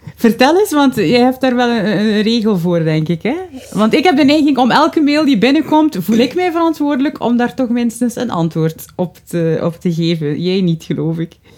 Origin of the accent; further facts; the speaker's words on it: West Flanders, Belgium; bij ons in West-Vlaanderen